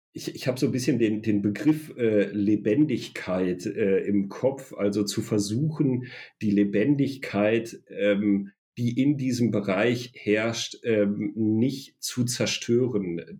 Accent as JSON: {"language": "German", "area": "a small village in the Sauerland", "region": "North Rhine-Westphalia", "country": "Germany", "tie": "born or raised there", "said": "ein kleines sauerländisches Dorf, wo ich herkomme"}